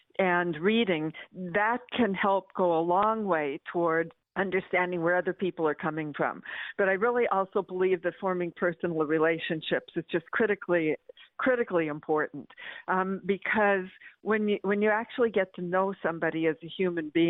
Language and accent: English; Medford, Oregon, United States; growing up in Medford, Oregon